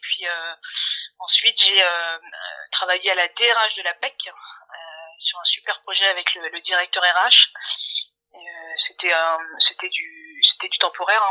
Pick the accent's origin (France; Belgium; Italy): France; Paris, Île-de-France; j'avais jamais quitté Paris. Je suis parisienne. Hein, mmh je suis née, grande ici.